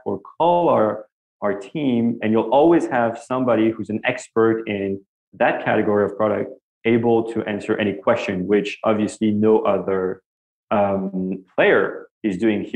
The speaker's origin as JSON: {"language": "English", "town": "Paris", "region": "Île-de-France", "country": "France", "tie": "born or raised there", "second_language": "English", "moved": "as an adult", "lives_now": "New York, United States", "said": "As you can hear from my accent, I grew up in Paris, France. And I moved here when I was 25 years old"}